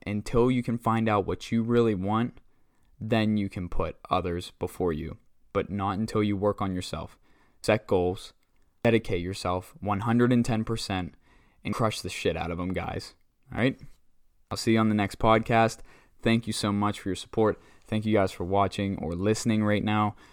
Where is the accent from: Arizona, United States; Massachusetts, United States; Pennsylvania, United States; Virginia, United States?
Pennsylvania, United States; Butler; born and raised in Butler, PA